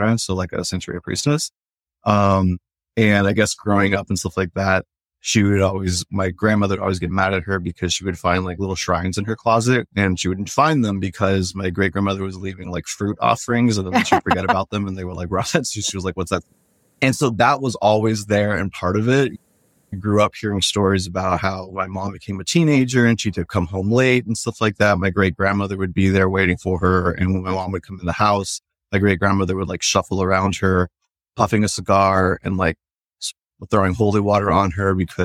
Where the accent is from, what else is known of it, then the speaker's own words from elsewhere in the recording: South Florida, United States; moved away as an adult; now in Mid-Atlantic, United States; I was actually born in South Florida and I was raised in Florida